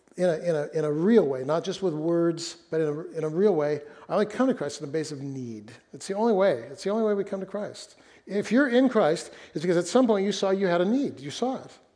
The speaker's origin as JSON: {"language": "English", "town": "Fresno", "region": "California", "country": "United States", "tie": "born or raised there", "moved": "yes", "said": "we lived in my hometown of Fresno when we were first married"}